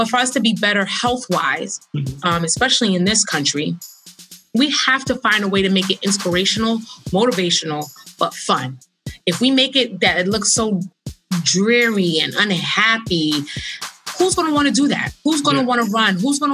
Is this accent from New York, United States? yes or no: yes; New York City, New York, United States; I'm a girl from Brooklyn